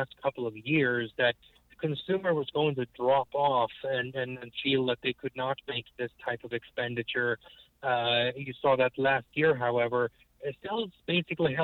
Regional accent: United States

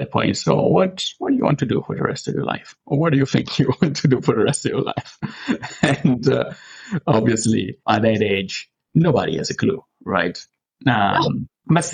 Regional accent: Rome, Lazio, Italy; English is a second language; moved away as an adult; now in Canada; I'm from Italy originally. I was born in Rome, and I grew up and lived most of my life in Rome.

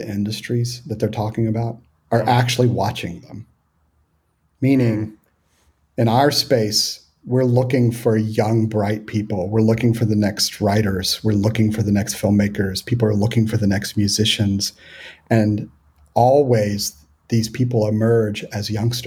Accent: Houston, Texas, United States; also born or lived in Hill Country, Texas; I grew up in Houston

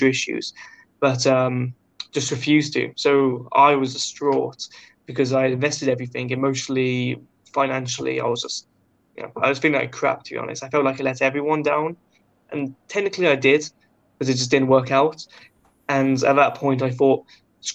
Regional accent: United Kingdom; I was British

